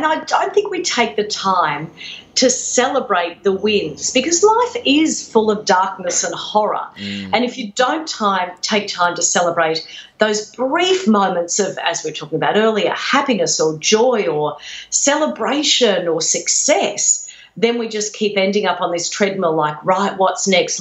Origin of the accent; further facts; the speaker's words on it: Redcliffe, Queensland, Australia; Redcliffe on the outskirts of Brisbane, known as Deadcliffe